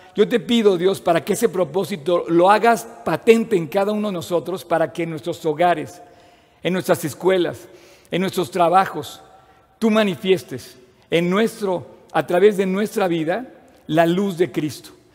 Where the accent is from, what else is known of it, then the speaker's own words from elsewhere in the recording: Mexico; nací en México